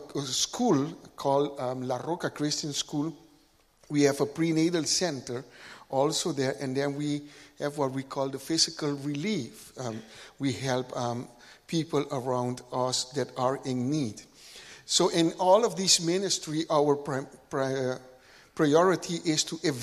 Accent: Curaçao; now in Lima, Peru; I'm from Curaçao, the Netherlands Antilles, what used to be the Netherlands Antilles

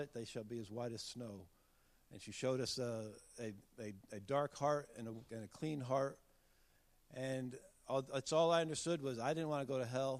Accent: Connecticut, United States; moved away; I grew up in Connecticut

